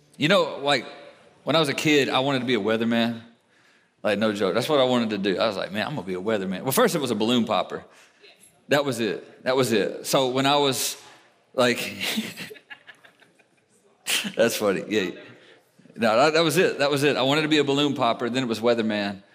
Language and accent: English; United States